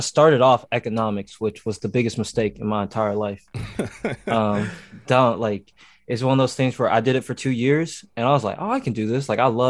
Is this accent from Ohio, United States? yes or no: yes; Ohio, United States; also born or lived in Tennessee; I say I was born in Tennessee. I was raised in Ohio because, like, okay, that's where I spent the majority of, like, me growing up.